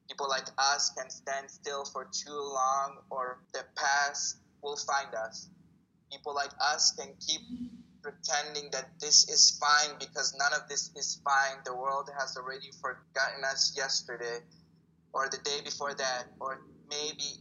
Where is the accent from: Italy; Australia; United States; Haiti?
Italy; born there; also born or lived in El Salvador; Yes, um, so I was born in Italy. My family moved from El Salvador to Italy. Ah. And uh, I learned Italian.